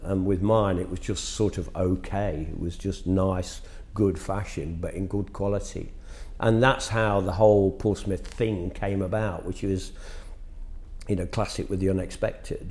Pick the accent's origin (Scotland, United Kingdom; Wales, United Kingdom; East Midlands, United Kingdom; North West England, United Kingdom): East Midlands, United Kingdom; Nottingham; in a provincial town, which it was in my hometown of Nottingham